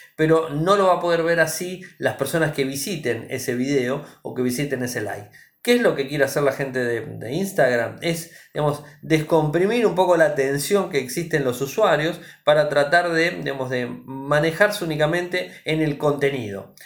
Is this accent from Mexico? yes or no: no; Argentina